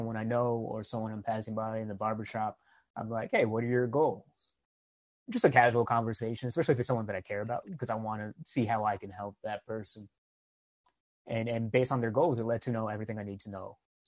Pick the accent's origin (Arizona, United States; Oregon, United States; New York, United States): New York, United States; I grew up in New York